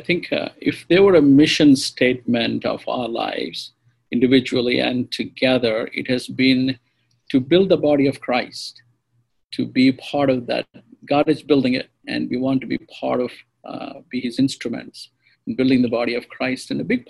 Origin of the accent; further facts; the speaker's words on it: India; first language te; English is a second language; And my mother tongue is Telugu.